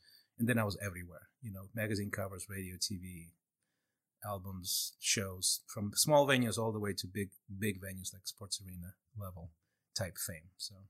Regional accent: Chile; also born or lived in Moscow, Russia; So I was born in Moscow, and my mom is Russian. My dad's Chilean. So like if you look, if you're watching this, not listening to it, but I look completely Latin, right? Like I don't look Slavic at all. It's because of my dad. So we moved to Chile when I was like 4 years old

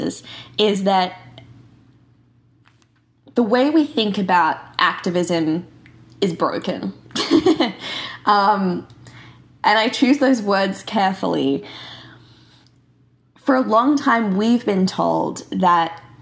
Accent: Bali, Indonesia; I grew up in Bali in Indonesia

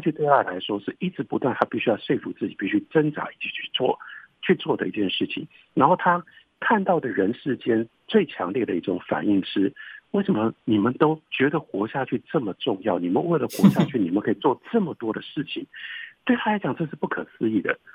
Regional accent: Taiwan; also born or lived in United States; 我是一个台湾人，但我了解这个文学

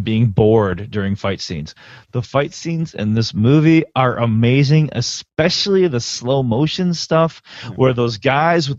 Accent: United States; as an American

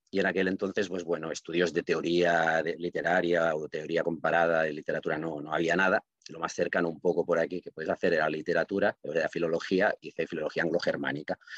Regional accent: Reus, Catalonia, Spain; first language Catalan; Spanish is a second language; also born or lived in Barcelona; yo nací hace medio siglo, que dicho así suena raro, en, en Barcelona, pero bueno, mis padres vinieron a vivir aquí en Reus cuando tenía meses, o sea que prácticamente se puede decir que yo soy de Reus de toda la vida

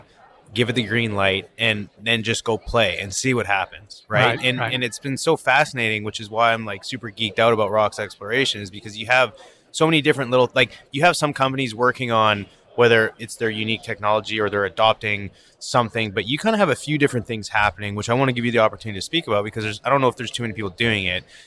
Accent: Canada; moved away; growing up in Canada

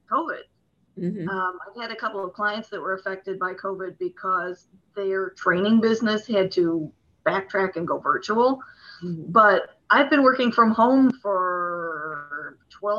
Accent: east of Cleveland, Ohio, United States; I'm in Cleveland, Ohio, or east of Cleveland, Ohio, about 10 miles south of Lake Erie

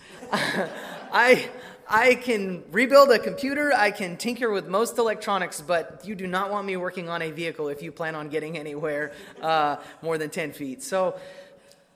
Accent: Emmett, Idaho, United States; moved away as an adult; my hometown of Emmett, Idaho

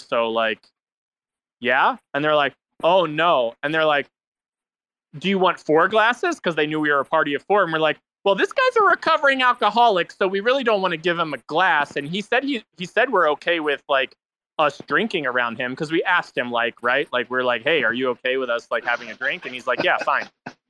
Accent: East Coast, United States; we're all from the East Coast, mind you.

